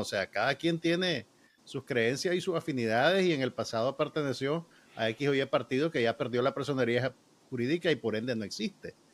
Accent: Nicaragua; sabemos cómo somos los nicas

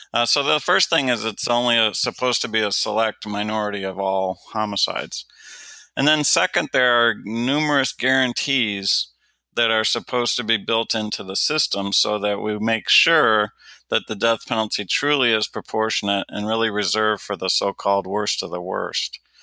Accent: Detroit, Michigan, United States; when I was growing up in Detroit, Michigan, it was routine that there were a thousand homicides just in my home city

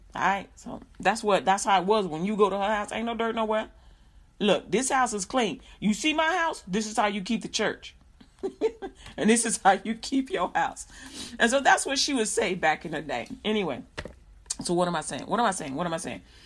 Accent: Chicago, Illinois, United States; I grew up in Chicago, Illinois

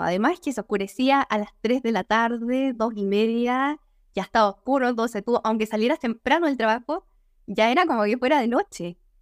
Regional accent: Agua Santa, Biobío, Chile; also born or lived in Concepción / Denmark; yo soy chilena, nací en el sur de Chile, no en el sur-sur, en la zona centro, un poquito más abajo. Nací en el campo eh, y ahí pasé gran parte de mi infancia

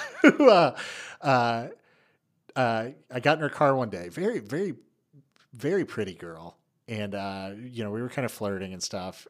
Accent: East Tennessee, United States; moved away; I'm from East Tennessee. It's not a big, big place where I'm from, and I go back, and I'll run into somebody I went to high school

